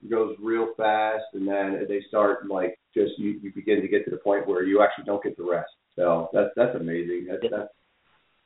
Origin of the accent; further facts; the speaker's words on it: New England, United States; I'm a Yankee from New England